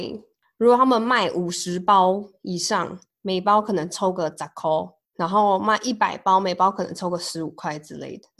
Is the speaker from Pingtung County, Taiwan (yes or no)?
yes; Pingtung County, Taiwan; 哎，对，一是我是屏东人，二是呃，我们我上班的地方在那个桃园南坎那边